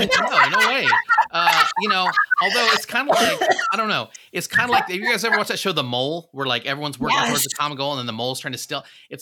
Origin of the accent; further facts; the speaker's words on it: Midwest, United States; also born or lived in Philippines / Missouri, United States / Nebraska, United States; Well, originally the Philippines. {S6} Right. {S3} And then most of my growing up years in the Midwest, like Missouri, Nebraska.